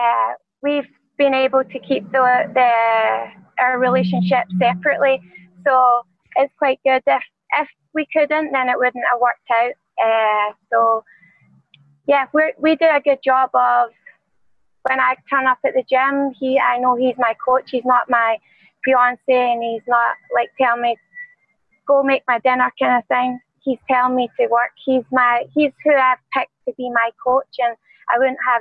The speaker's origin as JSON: {"language": "English", "region": "Scotland", "country": "United Kingdom", "moved": "as an adult", "lives_now": "Las Vegas, United States", "said": "because I came from via Scotland. Scotland's my home."}